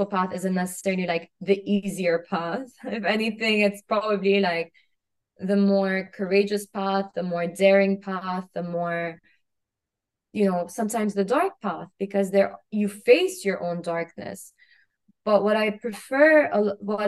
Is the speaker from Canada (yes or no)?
no; Kuwait; moved away as an adult; I grew up in Kuwait. I grew up in a very small country, you know, right underneath Iraq, Saudi, on the Arabian Gulf. And I lived there for 18 years.